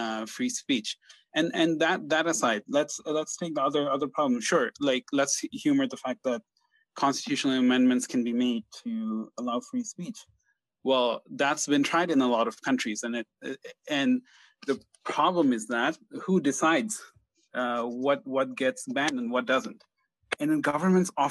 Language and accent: English; Bangladesh; I'm from Bangladesh